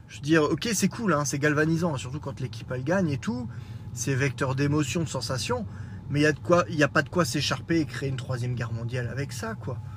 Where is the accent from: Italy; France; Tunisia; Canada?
France; je suis français, né en France